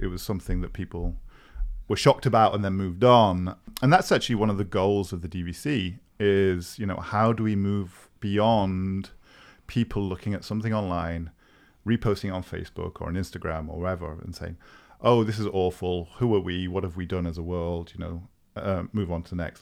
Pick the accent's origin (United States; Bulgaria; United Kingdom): United Kingdom; also born or lived in Cambridge; now in Berlin, Germany; I'm a Brit who is, uh, based in Berlin